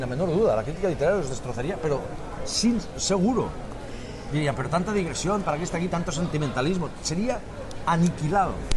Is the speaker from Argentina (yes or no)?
no; Spain; also born or lived in Catalonia; los españoles también pensamos